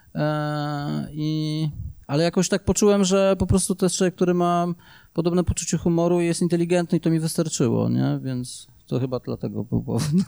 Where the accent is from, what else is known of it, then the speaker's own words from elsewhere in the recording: Łaziska Górne, Silesian Voivodeship, Poland; ja się wychowywałem w Łożicka do dwudziestego roku życia